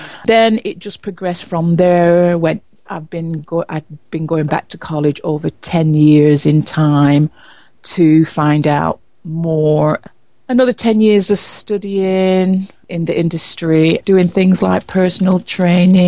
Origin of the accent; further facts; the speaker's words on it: Preston, North West England, United Kingdom; moved away as an adult; also born or lived in London; I was born in Preston, Lancashire, England. As from 18, I moved away from home